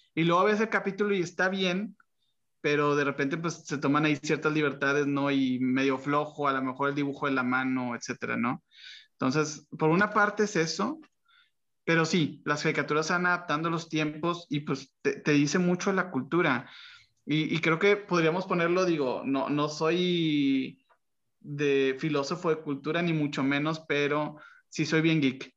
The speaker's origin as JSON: {"language": "Spanish", "town": "Monterrey", "region": "Nuevo León", "country": "Mexico", "tie": "born or raised there", "said": "para los que crecimos aquí en Monterrey"}